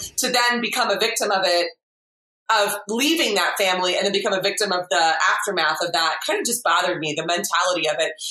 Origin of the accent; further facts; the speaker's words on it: United States; I am English by um, heritage and family, but I have been raised in America, so I have a unique experience.